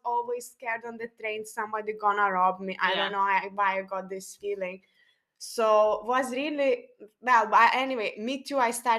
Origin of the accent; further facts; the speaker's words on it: Lithuania; accent: Lithuanian; English is a second language; now in United Kingdom; my accent, okay, maybe because I speak too slow, and this is the common thing from Lithuanian people, they speak very slow.